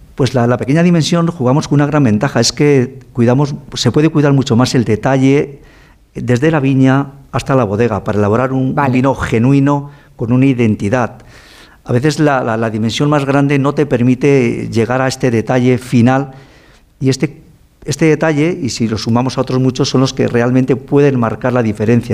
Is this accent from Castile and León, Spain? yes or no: yes; Ribera del Duero, Castile and León, Spain; Yo nací en la Ribera del Duero, como dice mi madre, eh, naciste casi debajo de una planta, debajo de una cepa